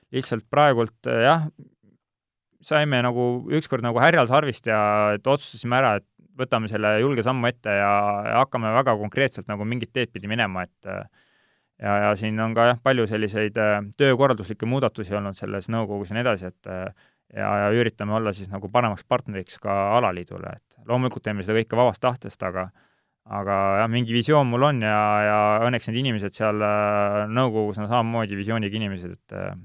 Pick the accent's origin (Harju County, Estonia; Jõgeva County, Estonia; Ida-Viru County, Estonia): Jõgeva County, Estonia; Siimusti; also born or lived in Kuremaa; ma olen Siimusti poiss, kui nii võtta, et äh, päris lapsena käisin Siimusti lasteaias, elasin Siimustis